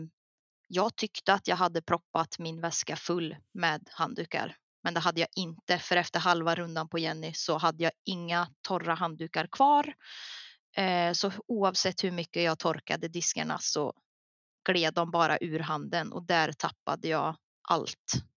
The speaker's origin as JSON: {"language": "Swedish", "region": "Värmland", "country": "Sweden", "said": "jag här hemma i Värmland"}